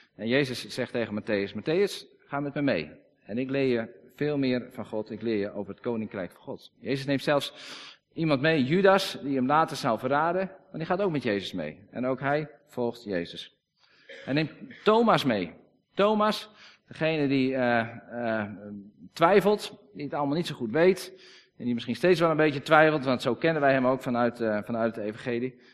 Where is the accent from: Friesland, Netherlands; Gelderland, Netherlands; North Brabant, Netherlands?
Friesland, Netherlands; Wij zijn Friesen, we praten Fries